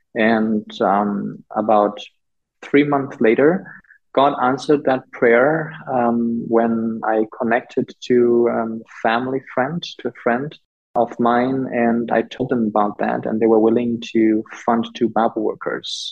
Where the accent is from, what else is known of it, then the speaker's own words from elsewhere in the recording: Liwale, Lindi, Tanzania; moved away; the town district where I grew up in Liwale, southern Tanzania